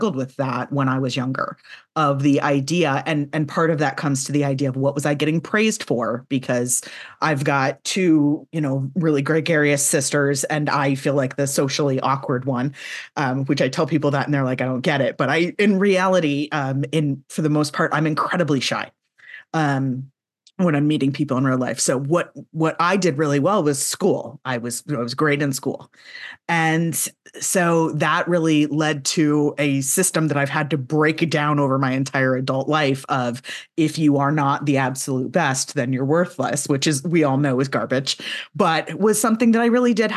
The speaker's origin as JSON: {"language": "English", "region": "the South", "country": "United States", "said": "I'm from the South"}